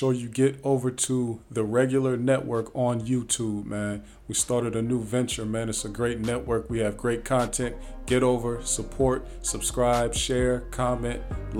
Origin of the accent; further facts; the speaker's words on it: Ohio, United States; now in Atlanta, United States; I live down here too, though, in Atlanta. So I'm from Ohio, live down here.